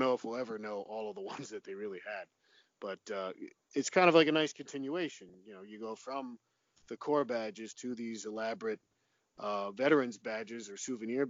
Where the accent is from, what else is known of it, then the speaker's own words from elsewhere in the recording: New Jersey, United States; my home state of New Jersey